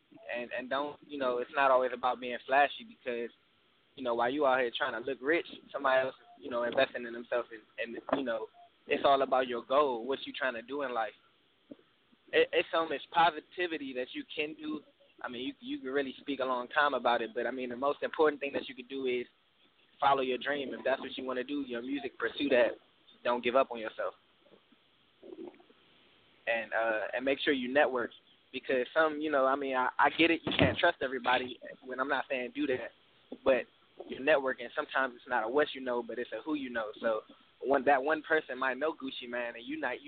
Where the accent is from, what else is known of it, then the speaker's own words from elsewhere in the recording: DMV area, United States; also born or lived in Texas / Mississippi; now in Houston, United States; I'm coming from DMV area, but I'm living in Texas right now.